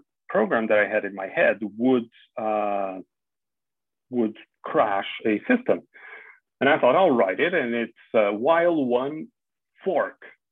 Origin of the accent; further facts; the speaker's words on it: Portugal; moved away as an adult; also born or lived in Spain; now in Netherlands; I'm Portuguese, born and raised. I studied there, and I started my career in Portugal